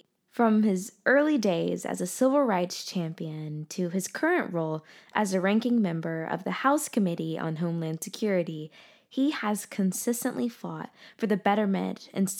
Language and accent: English; Mississippi, United States; my home state, Mississippi.